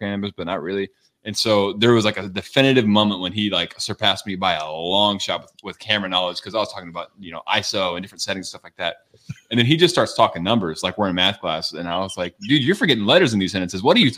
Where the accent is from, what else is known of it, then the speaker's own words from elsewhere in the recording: Texas, United States; I'm from Texas